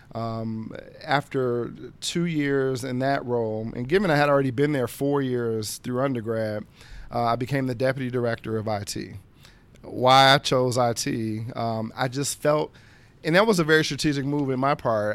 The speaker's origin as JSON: {"language": "English", "town": "Dayton", "region": "Ohio", "country": "United States", "tie": "born or raised there", "moved": "yes", "lives_now": "Washington, D.C., United States", "said": "I'm originally from Dayton, Ohio. Uh, it's a city in southwest Ohio of about now a hundred and fifty thousand, uh, persons born and raised there"}